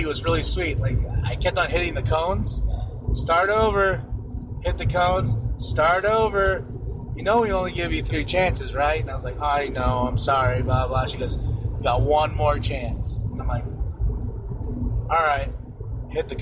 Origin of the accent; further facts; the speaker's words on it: Shiprock, New Mexico, United States; Shiprock, my hometown